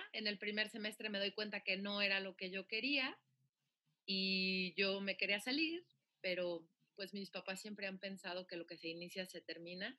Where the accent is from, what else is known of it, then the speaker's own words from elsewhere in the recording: Guadalajara, Jalisco, Mexico; soy oriunda de Guadalajara, Jalisco. Nací un 11 de noviembre del 85.